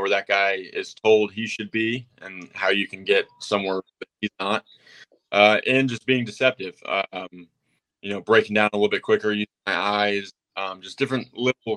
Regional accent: Atlanta, Georgia, United States; moved away as an adult; also born or lived in London, United Kingdom / Indiana; now in Tampa, United States; I grew up in a suburb of Atlanta

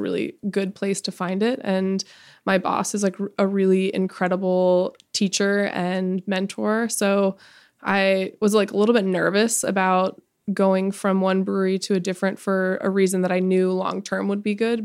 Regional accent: Edwards, Colorado, United States; I'm from the mountains in Colorado, a little ski town

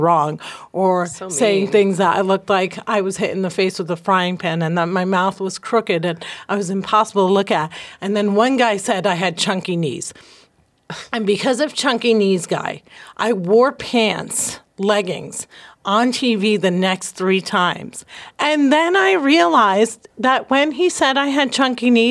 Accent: New Jersey, United States; I'm from Jersey.

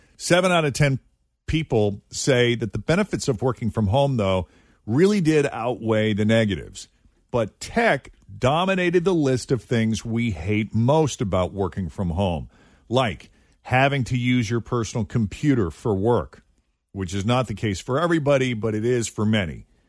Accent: New England, United States; moved away; I grew up in New England as a kid

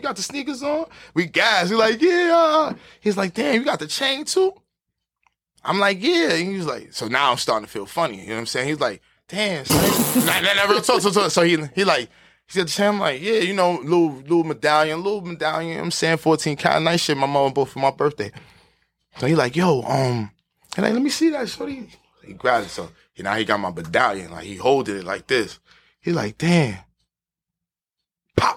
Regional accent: New York City, New York, United States; I'm from Harlem for real

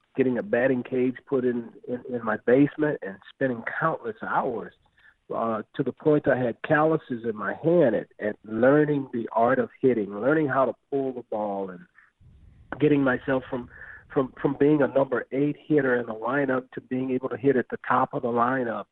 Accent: Los Angeles, California, United States; also born or lived in Compton; now in St. Louis, United States; as a kid growing up in South Central Los Angeles

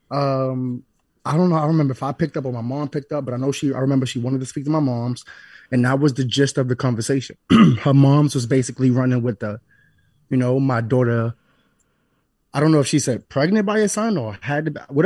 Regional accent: Cleveland, Ohio, United States; Before that, I grew up on Dumont in Cleveland.

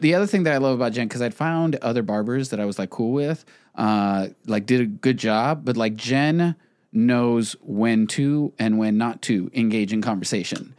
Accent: Texas border, United States; growing up on the Texas border

